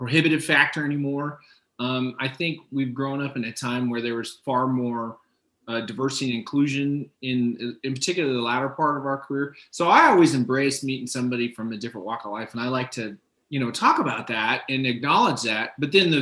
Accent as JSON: {"language": "English", "town": "Miami", "region": "Florida", "country": "United States", "tie": "born or raised there", "moved": "as an adult", "said": "I grew up in Miami, Florida. So I grew up in a very multicultural area"}